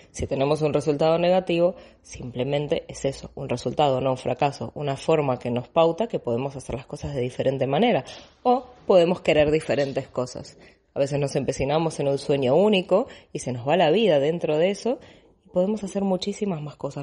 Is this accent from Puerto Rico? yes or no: no; Buenos Aires, Argentina; moved away as an adult; now in Barcelona, Spain; Yo hace, van a ser 13 años que vivo en Barcelona, soy de Buenos Aires, Argentina